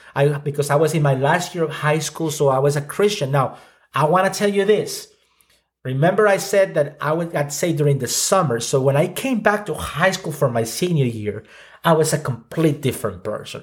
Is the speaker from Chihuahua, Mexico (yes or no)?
yes; Ciudad Juárez, Chihuahua, Mexico; I grew up in Mexico, so I'm Mexican. Uh, grew up in the border, uh, town of Juarez